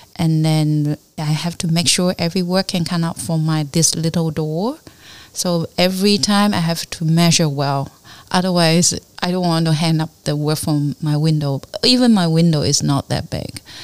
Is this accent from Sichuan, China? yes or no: no; Fuding, Fujian, China; English is a second language; also born or lived in Fuzhou; now in Hong Kong; my hometown, but not really uh, Fuding